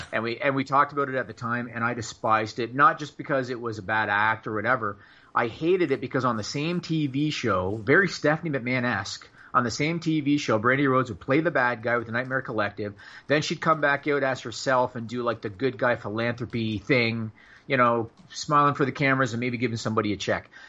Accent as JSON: {"language": "English", "country": "Canada", "said": "I'm Canadian"}